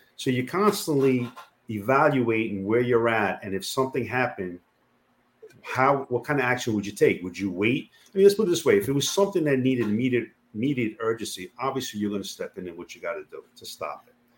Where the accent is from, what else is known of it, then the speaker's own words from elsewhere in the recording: New York City, New York, United States; I born and raised in Queens